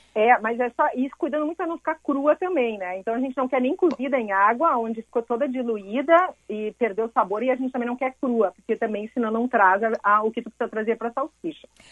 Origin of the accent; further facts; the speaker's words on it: Montenegro, Rio Grande do Sul, Brazil; eu vinha de Montenegro